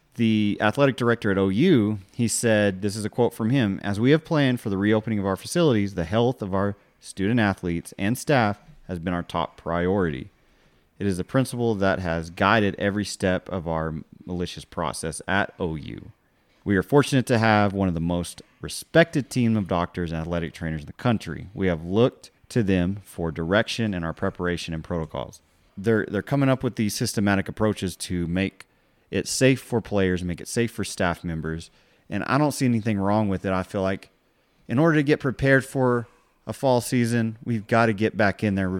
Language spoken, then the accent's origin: English; Texas Panhandle, United States; we're from the Panhandle